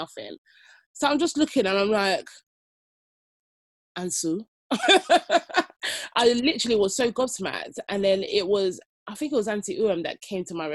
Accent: United Kingdom; I was born and bred in Britain

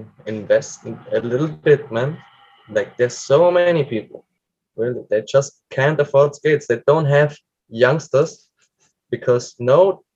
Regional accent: Colombia; English is a second language; it's already hard for a South American, a Colombian.

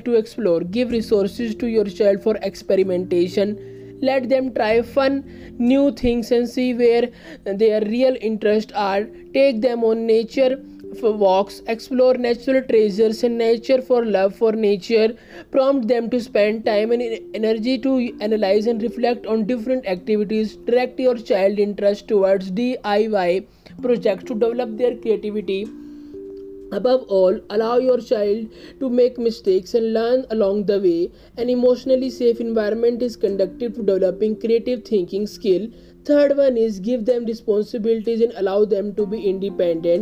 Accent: India; I am from India

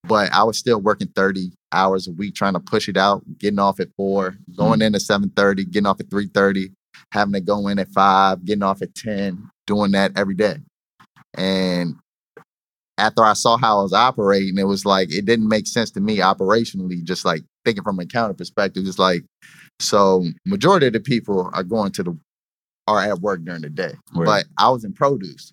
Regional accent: Richmond, United States; I'm from Richmond

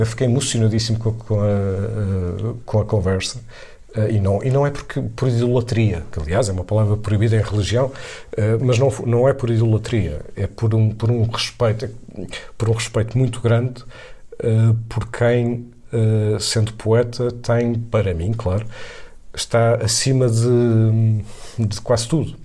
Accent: Viseu, Centro, Portugal; Eu vivi, eu, eu cresci em Viseu, eh, sendo urbano, portanto, na cidade de Viseu

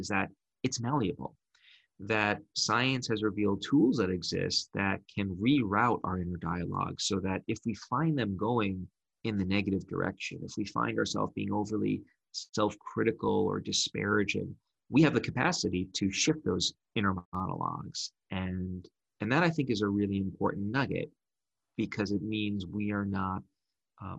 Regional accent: New York City, New York, United States; I grew up in Brooklyn

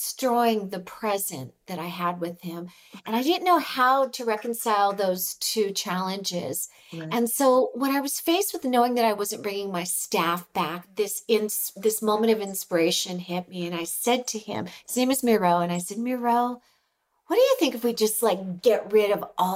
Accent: California, United States; moved away as an adult; now in Mexico; I'm originally from California

